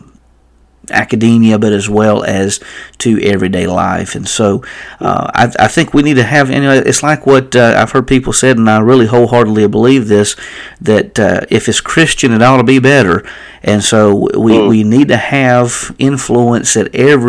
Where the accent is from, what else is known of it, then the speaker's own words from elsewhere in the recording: North Carolina, United States; I'm from North Carolina